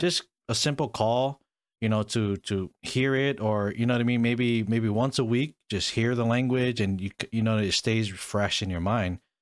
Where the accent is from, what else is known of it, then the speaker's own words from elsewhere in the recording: Hawaii, United States; first language English; I was born and raised in Hawaii